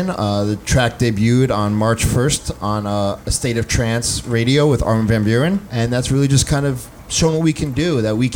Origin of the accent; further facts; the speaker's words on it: East Coast, United States; Kind of, you know, we grew up on the East Coast, so